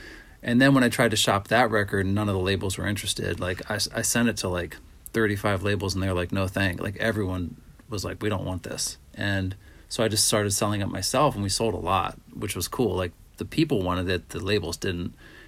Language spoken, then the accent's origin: English; Pittsburgh, Pennsylvania, United States; also born or lived in Minnesota / Honolulu; I come from Pittsburgh and Minnesota and.